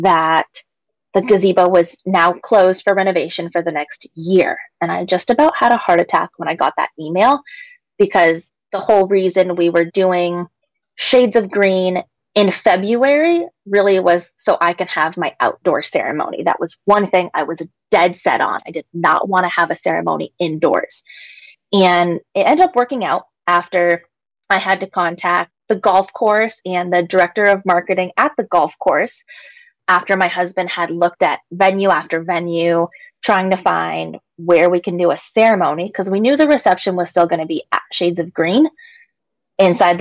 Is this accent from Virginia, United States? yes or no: no; Washington, United States; my home state here in Washington